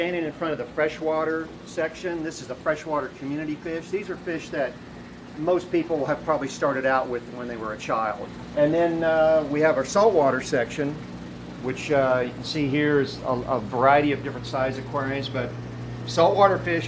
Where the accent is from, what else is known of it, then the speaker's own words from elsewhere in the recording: Central Valley, California, United States; I was born and raised in the Central Valley on a dairy farm.